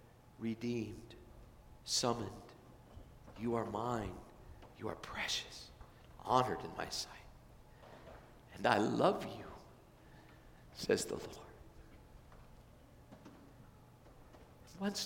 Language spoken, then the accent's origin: English; California, United States; moved away; I was from California